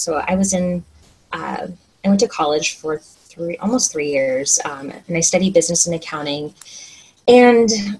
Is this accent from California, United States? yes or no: no; Oklahoma, United States; moved away as an adult; now in Washington State, United States; I grew up in Oklahoma